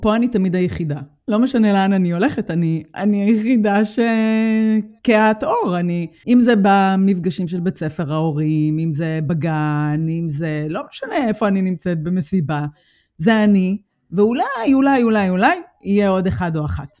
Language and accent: Hebrew; Israel; moved away as an adult; now in Germany; אני הגעתי מישראל